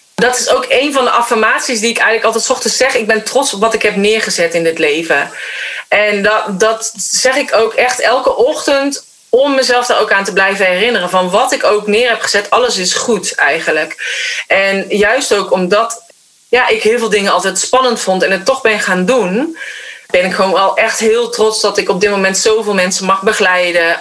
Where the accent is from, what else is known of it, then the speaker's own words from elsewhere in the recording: North Brabant, Netherlands; Maar ik ben opgegroeid in Brabant